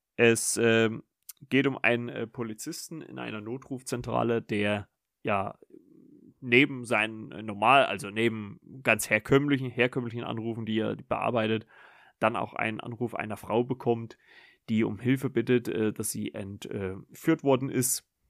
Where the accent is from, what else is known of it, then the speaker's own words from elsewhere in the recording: Germany; wir, äh, ja, Deutschen